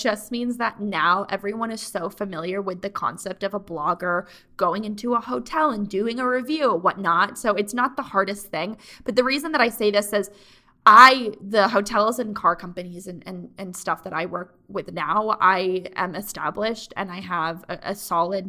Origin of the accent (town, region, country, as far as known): Mansfield, Connecticut, United States; born or raised there